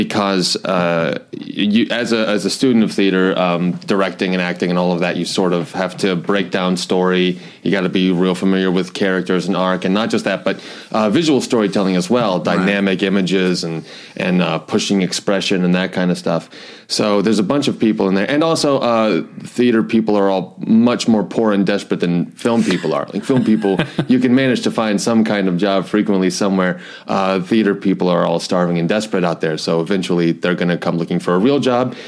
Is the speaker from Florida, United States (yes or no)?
yes; Florida, United States; moved away as an adult; also born or lived in North Carolina / Georgia; now in New York, United States; I was born in North Carolina, but left there pretty early. I lived in Florida most of my life, a little bit in Georgia. But actually now I've lived in New York most of my life.